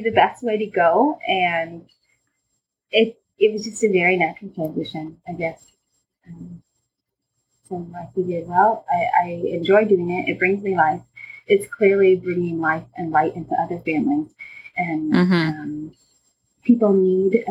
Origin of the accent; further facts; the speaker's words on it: Lincoln and Omaha, Nebraska, United States; I grew up in Lincoln and Omaha